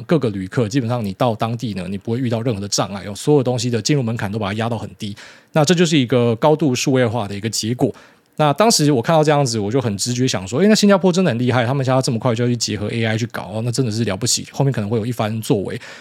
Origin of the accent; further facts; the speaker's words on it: Taiwan; 我们台湾人的肝真的不是在开玩笑的